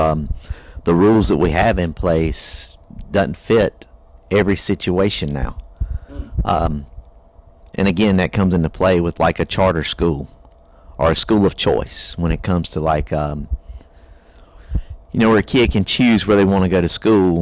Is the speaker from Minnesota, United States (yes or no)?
no; York, South Carolina, United States; I grew up in York High, in York